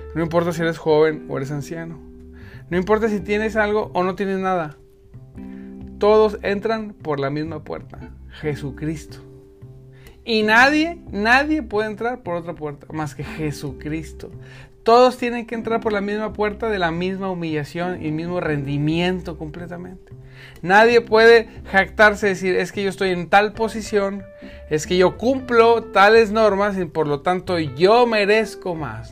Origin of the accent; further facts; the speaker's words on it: northern Mexico, Mexico; como decimos en el norte